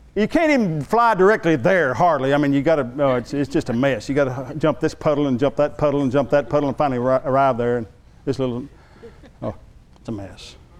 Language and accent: English; San Angelo, Texas, United States; I'm from West Texas